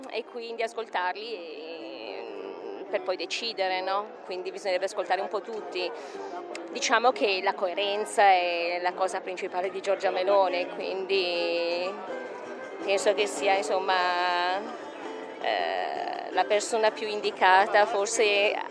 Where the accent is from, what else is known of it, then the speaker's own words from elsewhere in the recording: Brescia, Lombardy, Italy; Da Brescia.